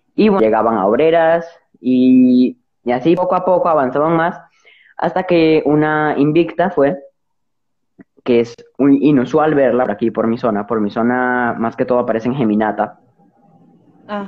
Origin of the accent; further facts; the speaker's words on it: Dominican Republic; yo en mi, en mi país, más que en toda la República Dominicana